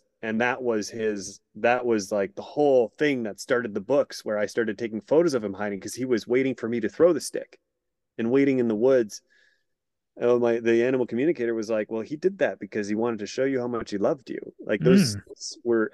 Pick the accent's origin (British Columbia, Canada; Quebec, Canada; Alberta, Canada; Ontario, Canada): Ontario, Canada; Sudbury; moved away as an adult; my hometown of Sudbury, Ontario, Canada, north of Toronto